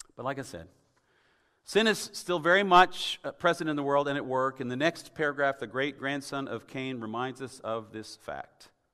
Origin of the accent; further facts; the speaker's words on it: Tennessee, United States; moved away; I'm from Tennessee originally